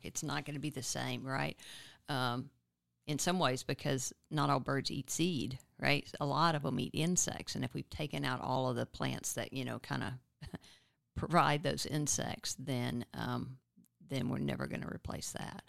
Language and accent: English; Nacogdoches, Texas, United States; now in Austin, United States; I grew up in East Texas in Nacogdoches.